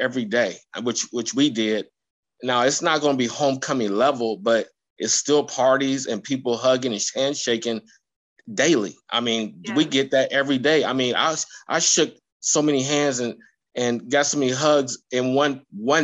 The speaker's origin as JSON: {"language": "English", "town": "Columbus", "region": "Ohio", "country": "United States", "tie": "born or raised there", "said": "I grew up in Columbus, Ohio"}